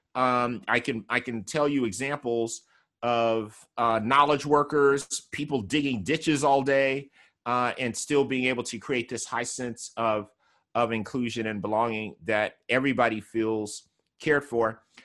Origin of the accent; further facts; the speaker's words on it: California, United States; I'm from California